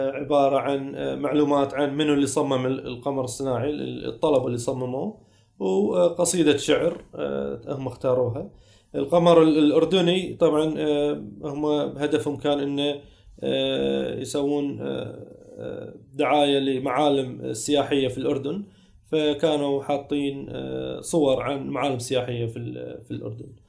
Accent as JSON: {"language": "Arabic", "country": "Kuwait", "said": "عندنا في الكويت"}